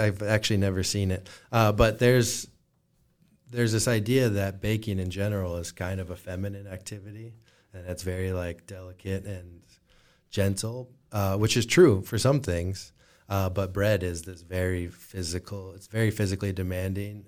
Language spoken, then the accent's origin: English; Moline, Illinois, United States; now in Rock Island, United States; I was born and raised in Moline